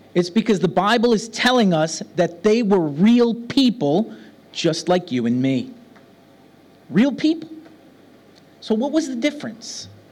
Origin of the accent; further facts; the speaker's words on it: New York City, New York, United States; now in Birmingham; I come from New York City. Now I live in Birmingham